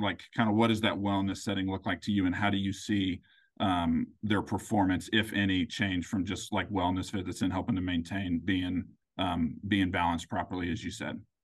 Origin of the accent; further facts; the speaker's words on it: Grandview, Missouri, United States; I am from, uh, a suburb of Kansas City called Grandview